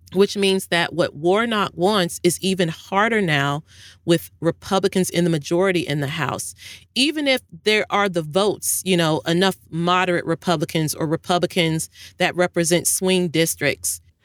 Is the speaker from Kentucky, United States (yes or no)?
yes; Louisville, Kentucky, United States; moved away; bank in Louisville, Kentucky, my hometown